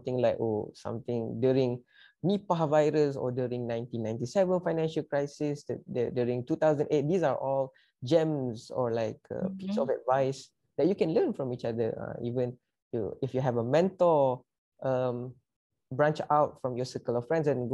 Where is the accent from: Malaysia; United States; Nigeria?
Malaysia; come together as Malaysian